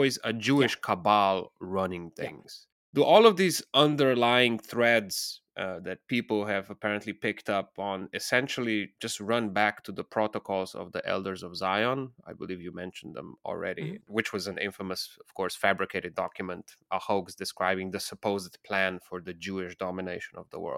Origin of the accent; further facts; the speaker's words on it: Slovenia; I'm originally from the Balkans, from Slovenia, and the whole Bill Gates saga exploded during Corona.